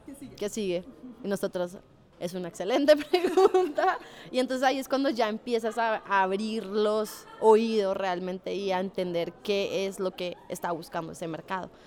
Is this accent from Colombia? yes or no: yes; Colombia; moved away as an adult; also born or lived in Chile; now in Mexico; soy colombiana, tengo 30 años. Eh, llevo dos años y medio viviendo en México